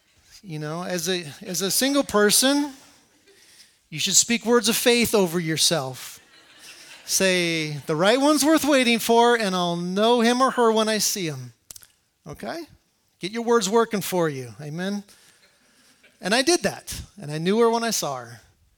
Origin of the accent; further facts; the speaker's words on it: Colorado, United States; moved away as an adult; now in Iraq; I'm originally from Colorado.